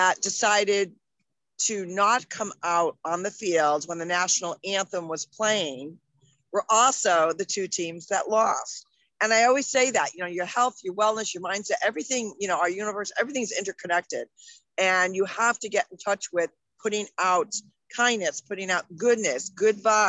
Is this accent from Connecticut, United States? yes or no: yes; Hartford, Connecticut, United States; I even have our telephone from when we grew up in Hartford.